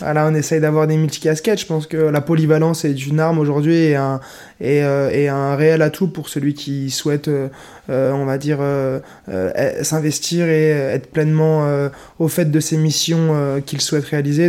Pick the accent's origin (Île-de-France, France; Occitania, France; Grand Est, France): Grand Est, France; Nancy; Je viens de Meurthe-et-Moselle, de Nancy. Je suis originaire natif de Nancy